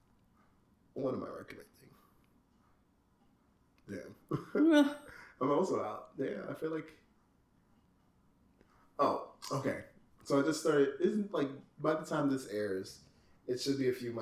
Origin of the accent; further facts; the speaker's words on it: United Kingdom; I'm British